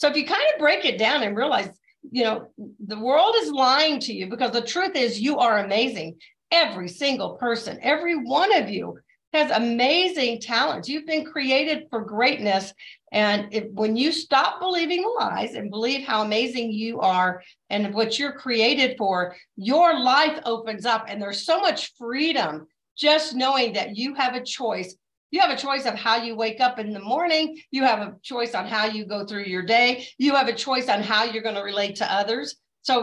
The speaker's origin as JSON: {"language": "English", "region": "the South", "country": "United States", "tie": "born or raised there", "said": "So my dad was a colonel in the Air Force. We were raised in the South and we went to the Southern Baptist Church."}